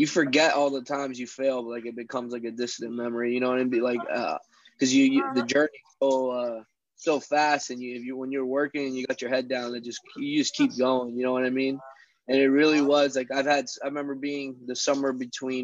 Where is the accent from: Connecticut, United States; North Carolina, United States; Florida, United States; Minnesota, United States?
Florida, United States; Orlando; growing up in Orlando, sometimes I live downtown